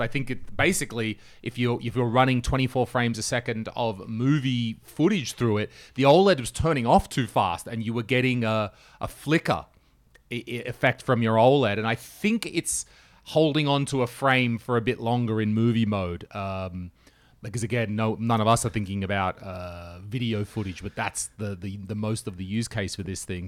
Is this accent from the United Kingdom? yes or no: no; Australia; moved away; as an Australian